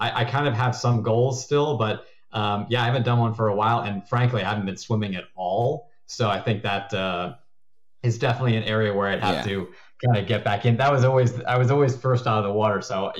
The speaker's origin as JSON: {"language": "English", "region": "Connecticut", "country": "United States", "said": "No, I'm from Connecticut, actually, originally. So I think that in the U.S., that's one of the places where there's not really an accent."}